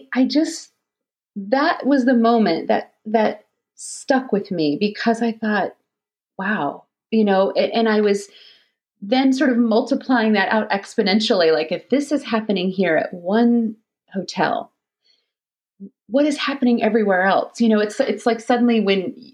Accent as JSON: {"language": "English", "region": "Florida", "country": "United States", "also_born_or_lived": "Alabama / St. Louis", "moved": "yes", "lives_now": "Detroit, United States", "said": "Florida, though, is really home for me"}